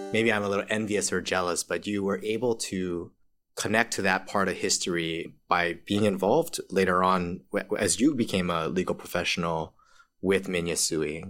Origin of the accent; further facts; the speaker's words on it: Maui, Hawaii, United States; also born or lived in Honolulu, Oahu; spent the remainder, um, vast majority of my childhood, you know, on Maui